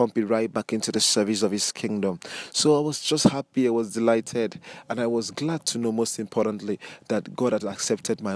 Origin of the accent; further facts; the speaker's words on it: Nigeria; I'm a Nigerian